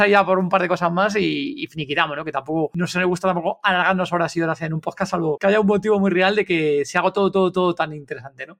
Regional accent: Spain; somos españoles

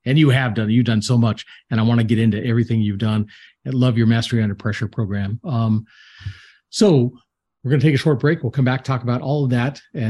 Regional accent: Atlanta, Georgia, United States; I'm from Atlanta. I've been up and down the East Coast

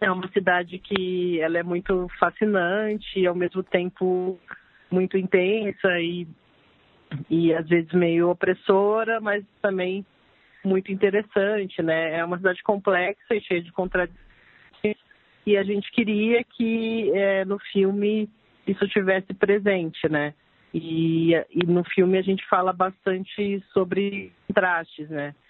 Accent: Campinas, São Paulo, Brazil; now in São Paulo, Brazil; eu sou de Campinas, mas moro aqui já faz 18 anos

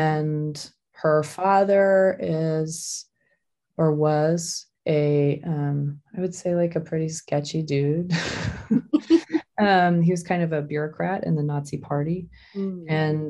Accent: Hong Kong; also born or lived in Tokyo, Japan; I was born in Tokyo and I grew up in Hong Kong.

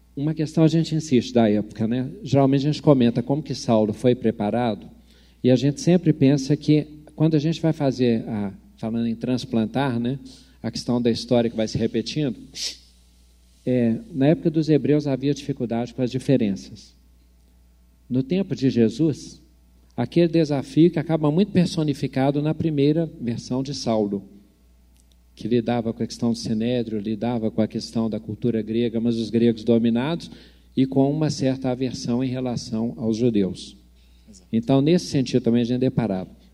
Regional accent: Brazil; como brasileiro

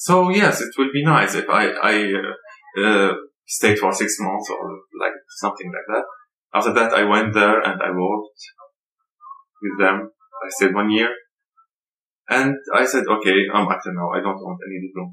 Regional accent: Syria; English is a second language; moved away as an adult; also born or lived in Algeria / France; I'm from Syria.

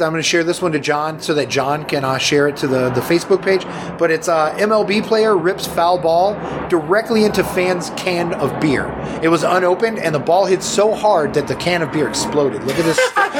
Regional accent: Marietta, Georgia, United States; my hometown, Cobb County, Marietta area.

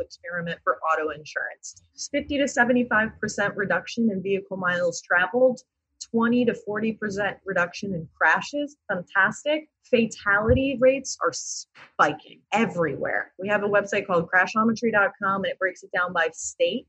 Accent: Hartford, Connecticut, United States; I grew up in Hartford

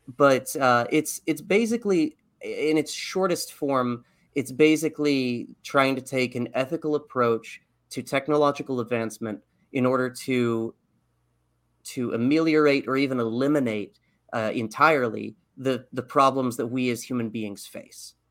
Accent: Texas, United States; I grew up in Texas, like, in the proverbial buckle of the Bible Belt

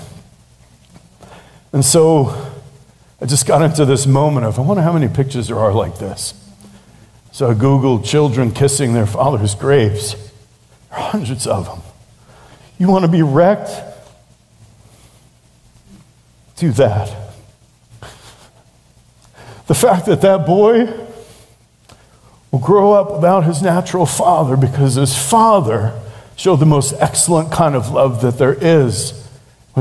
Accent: New York City, New York, United States; growing up in New York City

